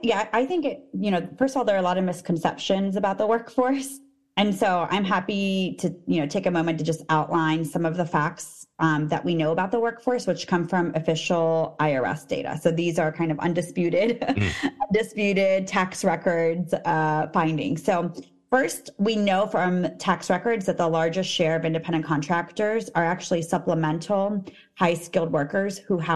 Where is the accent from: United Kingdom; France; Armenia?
Armenia; moved away; So we came from Armenia, actually.